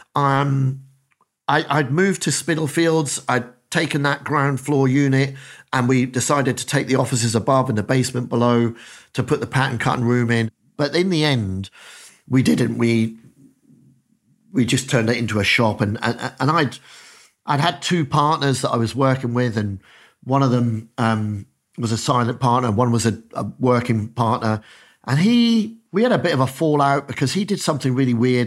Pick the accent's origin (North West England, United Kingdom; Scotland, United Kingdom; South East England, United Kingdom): Scotland, United Kingdom; Dundee; moved away; I'm a kid from Dundee in, in Council Estate, Dundee